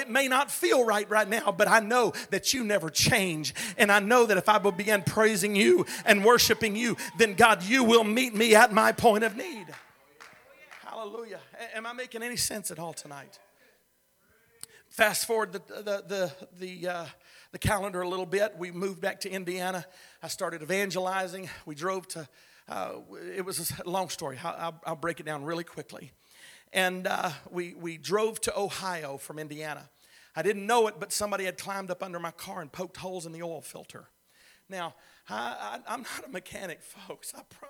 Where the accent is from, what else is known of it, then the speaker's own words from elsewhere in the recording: Philippines; also born or lived in Texas; I said, no, I'm from Texas. I was raised in the Philippines. My parents were missionaries there.